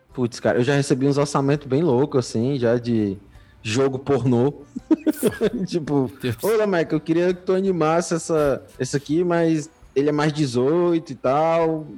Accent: Brazil; also born or lived in Fortaleza; a gente é brasileiro

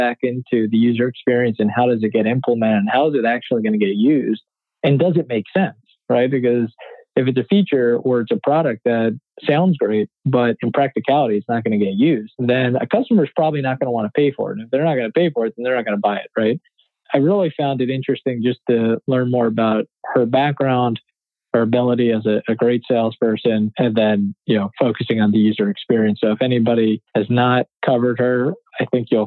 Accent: Philadelphia, Pennsylvania, United States; My hometown team

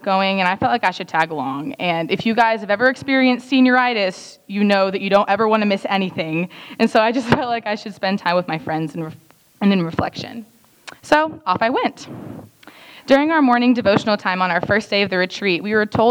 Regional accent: Dallas, Texas, United States; moved away; I am from Dallas, Texas

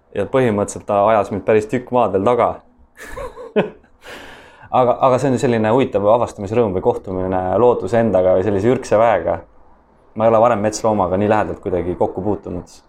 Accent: Estonia; me oleme loodusrahvas, äh, eestlased

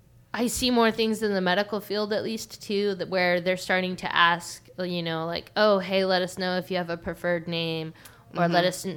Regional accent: Orange County, California, United States; I grew up in Orange County.

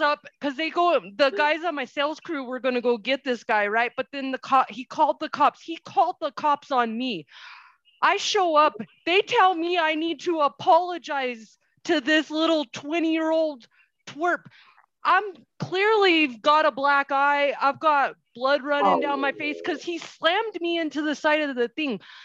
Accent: Albuquerque, New Mexico, United States; moved away; I'm from Albuquerque.

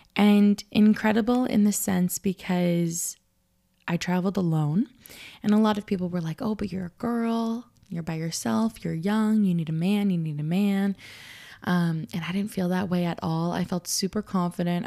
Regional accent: Canada; I'm Canadian. I come, you know, North America

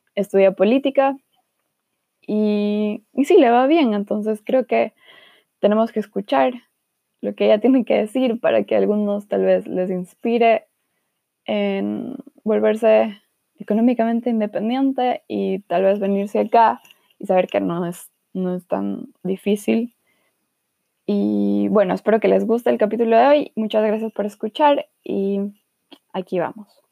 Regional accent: Guayaquil, Guayas, Ecuador; moved away as an adult; also born or lived in Quito / Cuenca / Frankfurt / Marburg; now in Germany; nací en Quito, luego me mudé a Cuenca y luego me mudé a Guayaquil. Y ahí viví casi

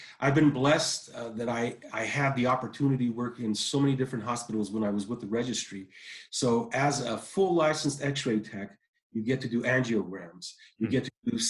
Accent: Michigan, United States; also born or lived in Iran; now in California, United States; I grew up in Michigan.

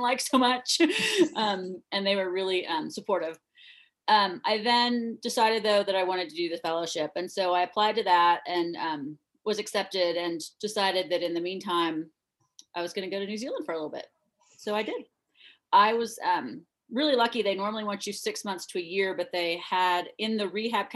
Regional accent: Oklahoma City, Oklahoma, United States; moved away as an adult; also born or lived in Durham, North Carolina / Portland, Oregon; now in West Virginia, United States; I was born and raised in Oklahoma City

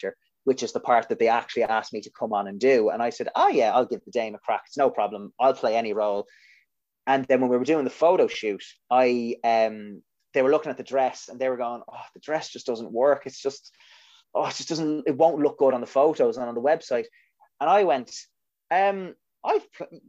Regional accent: Ireland; We as Irish people

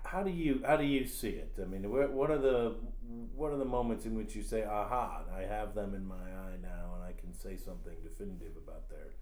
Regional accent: Williamsburg, Virginia, United States; I grew up in Williamsburg.

